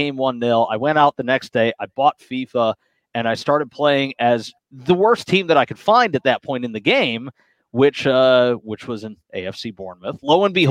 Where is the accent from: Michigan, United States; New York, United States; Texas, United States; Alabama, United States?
Michigan, United States; Detroit; now in Sault Ste. Marie, United States; I'm from Metro Detroit originally